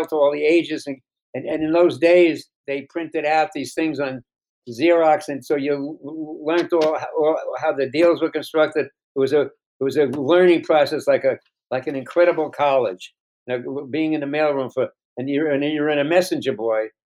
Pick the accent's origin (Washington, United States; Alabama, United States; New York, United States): New York, United States; New York City; I'm from the Bronx